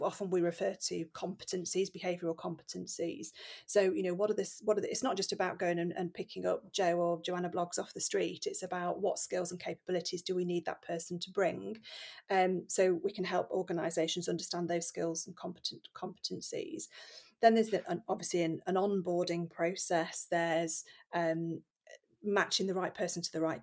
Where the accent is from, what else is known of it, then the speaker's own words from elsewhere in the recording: Nottingham, East Midlands, United Kingdom; I grew up in Nottingham